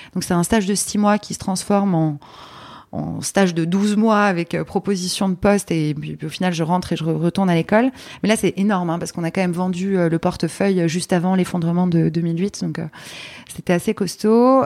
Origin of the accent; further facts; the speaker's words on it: Paris, Île-de-France, France; also born or lived in Poland; Je suis née à Paris